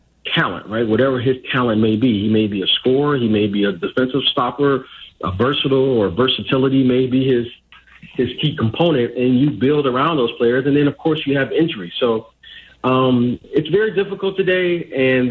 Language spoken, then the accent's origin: English; Detroit, Michigan, United States; as a kid growing up in Detroit